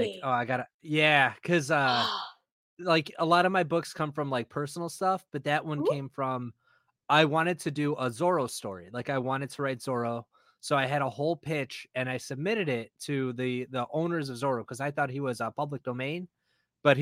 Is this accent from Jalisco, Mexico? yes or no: yes; Guadalajara, Jalisco, Mexico; I'm from Guadalajara